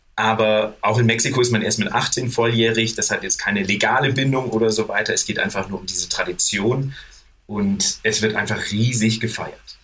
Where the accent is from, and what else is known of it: Germany; moved away as an adult; now in Mexico City, Mexico